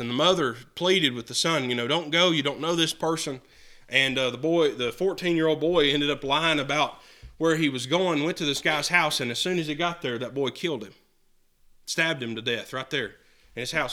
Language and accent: English; United States; I'm an American citizen